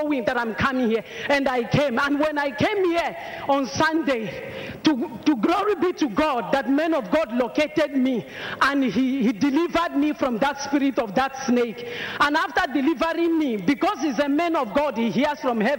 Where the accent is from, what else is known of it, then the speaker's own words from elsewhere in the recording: Mozambique; now in South Africa; I'm originally from Mozambique, but I live in South Africa.